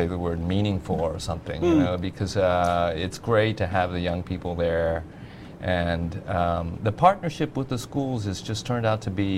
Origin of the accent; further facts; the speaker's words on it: Texas, United States; moved away; I was growing up in Texas